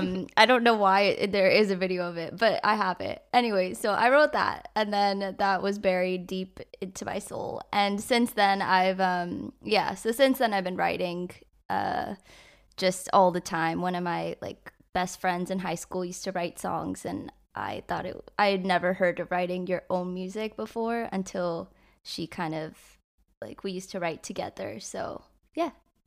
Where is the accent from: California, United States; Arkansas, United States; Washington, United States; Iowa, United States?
California, United States; San Francisco; now in Los Angeles, United States; I grew up in the Bay, so in like San Francisco area, and then I moved here about like 6 years ago for music